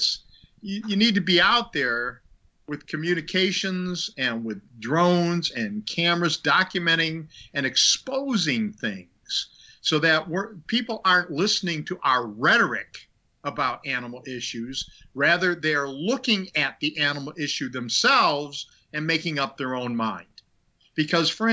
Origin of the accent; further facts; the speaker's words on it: Minnesota, United States; moved away; also born or lived in Illinois / Long Island, New York; I lived in Minnesota, born and raised in Minnesota.